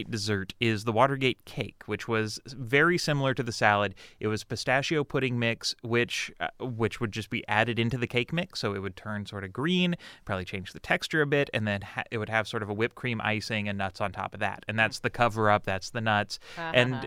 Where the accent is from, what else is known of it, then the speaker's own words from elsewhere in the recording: Midwest, United States; growing up in the Midwest